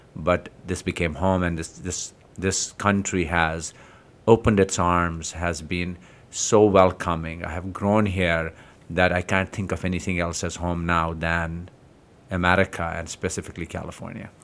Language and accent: English; Jammu and Kashmir, India; moved away; So, in Kashmir, I grew up in Kashmir